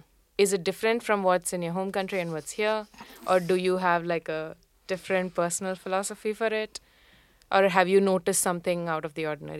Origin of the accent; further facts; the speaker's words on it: India; now in Paris, France; I'm coming from India. There are like a gazillion cultures in India itself.